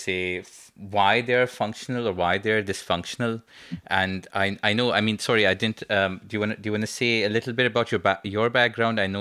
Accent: Karachi, Sindh, Pakistan; we're both from Karachi

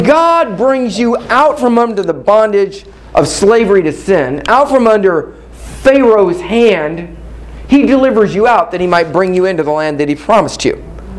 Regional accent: Kansas City, Missouri, United States; I'm from Kansas City

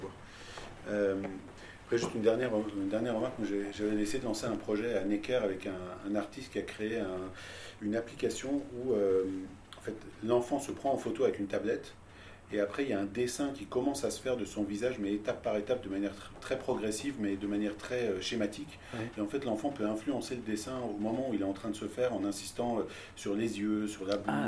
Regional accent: Tehran, Tehran Province, Iran; now in France; j'ai grandi à Téhéran

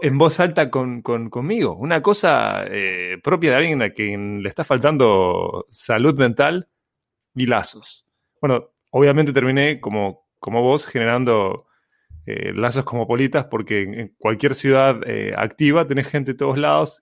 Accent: Montevideo, Uruguay; Nací en Uruguay.

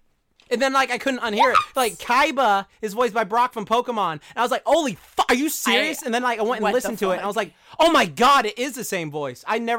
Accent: Japan; accent: New York; I got a New York accent, even though I'm from Japan.

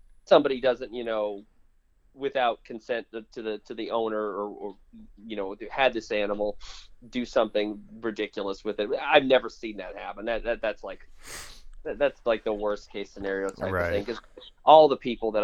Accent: Florida, United States; I grew up in Florida

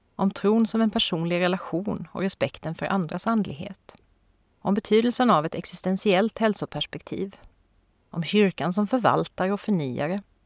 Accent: Växjö, Kronoberg County, Sweden; Växjö stift, som har sitt säte i min hemstad

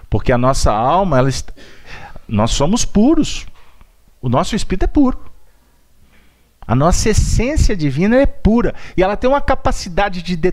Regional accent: Belo Horizonte, Minas Gerais, Brazil; Eu sou um andarilho que vim de Belo Horizonte, atravessei o mundo para chegar aqui para tentar falar de Jesus.

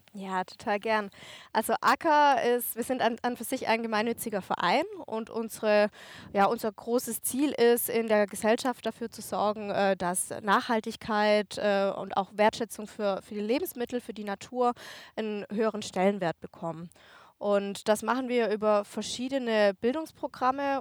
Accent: Germany; in Deutschland hier, wo ich ja auch wohne, wo ich herkomme

